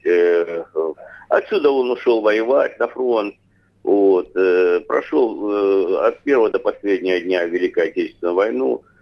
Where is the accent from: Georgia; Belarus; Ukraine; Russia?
Russia; я э, родился в России